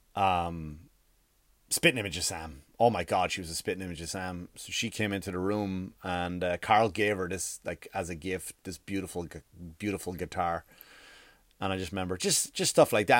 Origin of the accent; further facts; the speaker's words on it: Ireland; now in United States; I grew up in Ireland